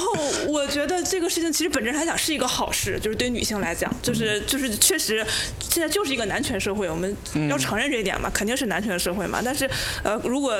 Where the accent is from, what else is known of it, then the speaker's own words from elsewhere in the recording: Northeast China, China; 就是因为我现我是一个东北人，我们东北女性地位非常高，就是我是